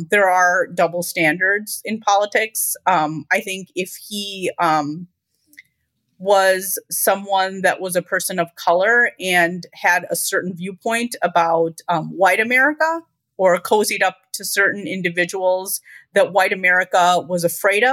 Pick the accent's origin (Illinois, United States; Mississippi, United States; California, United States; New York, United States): Illinois, United States; Chicago; I'm a North Sider, and I grew up in the northern suburbs